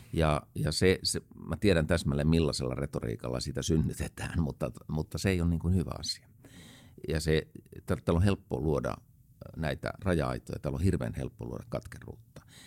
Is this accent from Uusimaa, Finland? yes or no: yes; Helsinki, Uusimaa, Finland; mä olen itse helsinkiläinen